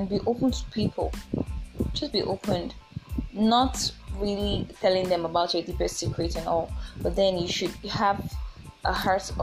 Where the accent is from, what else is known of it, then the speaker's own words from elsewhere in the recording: Oyo, Nigeria; also born or lived in Abuja; I'm from Nigeria. I'm from Oyo State.